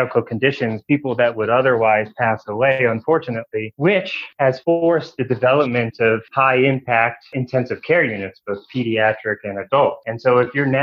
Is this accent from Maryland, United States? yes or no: yes; D.C., Maryland, United States; moved away as an adult; also born or lived in Nashville, Tennessee / Washington, D.C.; now in Mekelle, Ethiopia; I grew up in Maryland, just outside of Washington, D.C.